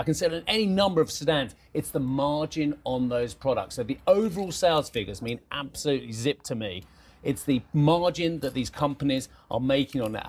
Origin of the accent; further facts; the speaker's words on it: United Kingdom; as a British taxpayer, as a, as a Brit